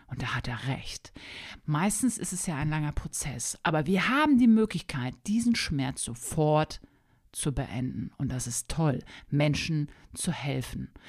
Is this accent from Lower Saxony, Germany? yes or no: yes; Hanover, Lower Saxony, Germany; moved away as an adult; now in Wolfsburg, Germany; Ich komme ursprünglich aus Hannover, aus Niedersachsen, habe da brav mein Abitur gemacht